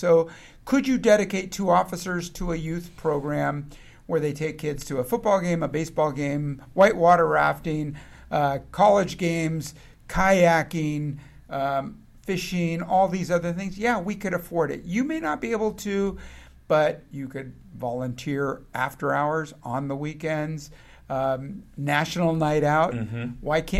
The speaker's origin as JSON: {"language": "English", "town": "San Francisco", "region": "California", "country": "United States", "tie": "born or raised there", "said": "as I grew up in San Francisco and out and got interested in criminal justice classes."}